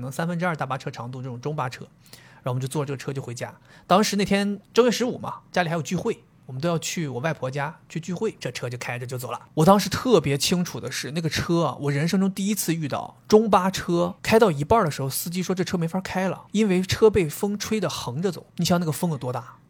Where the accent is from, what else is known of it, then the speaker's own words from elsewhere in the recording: Dalian, Liaoning, China; 我作为东北人